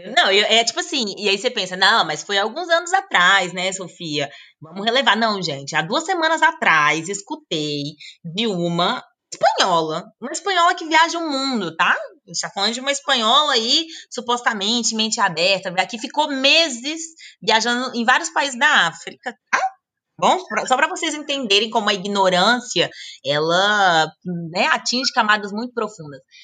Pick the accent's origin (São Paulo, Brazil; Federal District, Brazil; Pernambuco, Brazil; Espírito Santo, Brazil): Federal District, Brazil; Brasília; moved away; eu sou de Brasília